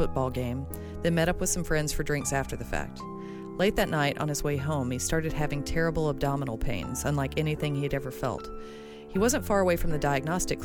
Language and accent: English; Alabama, United States; I'm from Alabama